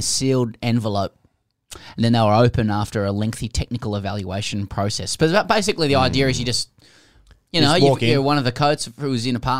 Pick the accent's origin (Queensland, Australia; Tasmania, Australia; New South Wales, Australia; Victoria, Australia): New South Wales, Australia; Sydney; now in Melbourne, Australia; I'm from Sydney.